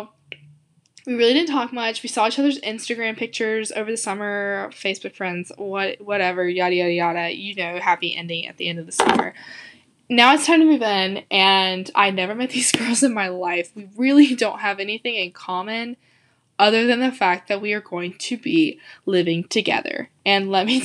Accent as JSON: {"language": "English", "region": "the South", "country": "United States", "said": "I'm from the South"}